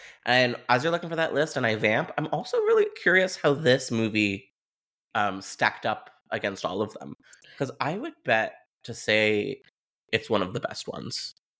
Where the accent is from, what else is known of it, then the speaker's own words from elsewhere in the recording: Ontario, Canada; Something I want to bring up as a Canadian diva is this movie, it just reeks of Southern Ontario Gothic.